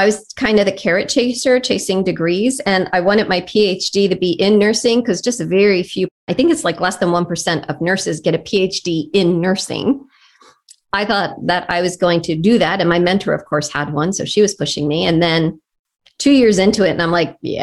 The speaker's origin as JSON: {"language": "English", "town": "Philadelphia", "region": "Pennsylvania", "country": "United States", "tie": "born or raised there", "moved": "as an adult", "lives_now": "Nashville, United States", "said": "the neighborhood in Philadelphia that I grew up in West Philadelphia, born and raised on the playground."}